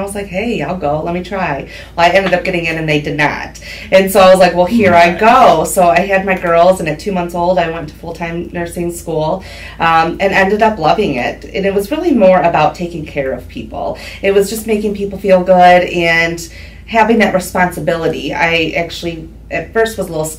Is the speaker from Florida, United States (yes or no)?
no; Huron, Ohio, United States; also born or lived in Cincinnati / Michigan; now in Norwalk, United States; I grew up in Huron, Ohio